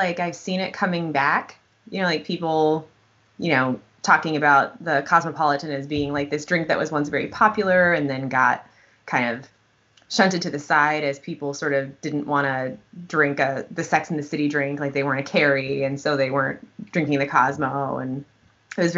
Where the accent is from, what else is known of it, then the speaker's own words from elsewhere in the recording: Wisconsin, United States; when we were growing up in Wisconsin